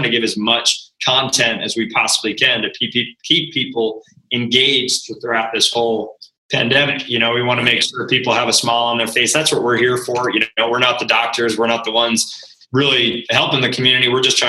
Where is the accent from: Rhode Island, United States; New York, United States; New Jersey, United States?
Rhode Island, United States; You're going to laugh because I'm actually from Rhode Island.